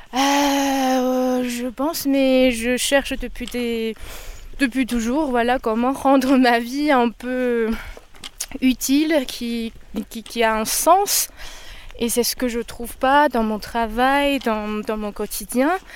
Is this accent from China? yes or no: yes; China; moved away as an adult; now in France; Je suis chinoise d'origine, mais je suis française aujourd'hui.